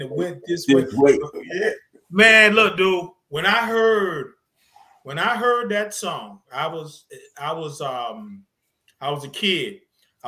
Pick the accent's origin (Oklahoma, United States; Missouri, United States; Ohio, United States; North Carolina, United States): North Carolina, United States; Zebulon; I'm a kid from the South, man. I'm from Zebulon, North Carolina. Man, I lived on a dirt road.